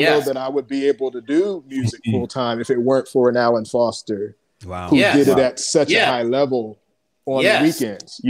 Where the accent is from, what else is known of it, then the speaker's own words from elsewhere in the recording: Philadelphia, Pennsylvania, United States; we grew up in Philadelphia